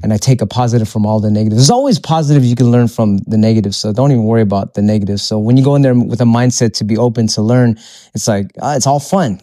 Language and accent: English; Philippines; moved away; I'm, I'm Filipino, so when I go back to my country, it's a third world country